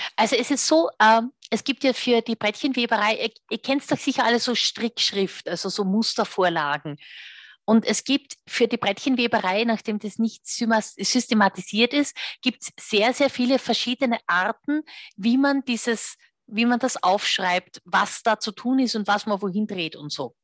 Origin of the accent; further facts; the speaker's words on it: Austria; Bei uns in Österreich